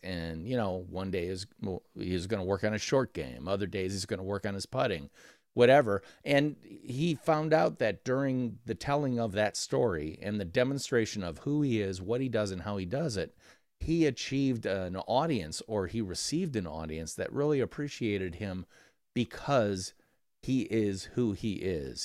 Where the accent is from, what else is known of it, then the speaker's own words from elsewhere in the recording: Midwest, United States; I'm from the Midwest of America